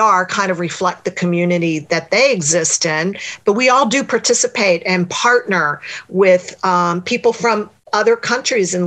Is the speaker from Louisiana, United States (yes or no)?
yes; South Louisiana, United States; I'm from South Louisiana